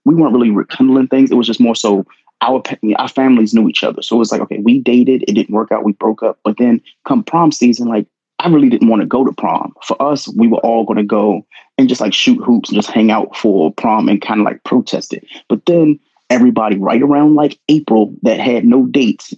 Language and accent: English; Prince George's County, D.C. area, Maryland, United States; I went to a school in PG County